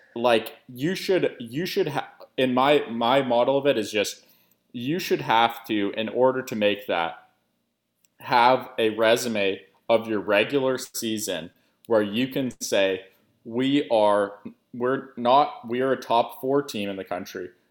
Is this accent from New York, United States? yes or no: no; Portland, Oregon, United States; now in New Orleans, United States; I'm, I'm from Portland originally, uh, big Trailblazers fan, moved down to New Orleans